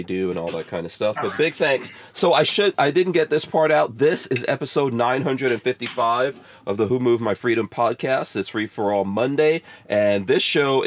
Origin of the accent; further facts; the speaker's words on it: New York City, New York, United States; even when I grew up in New York City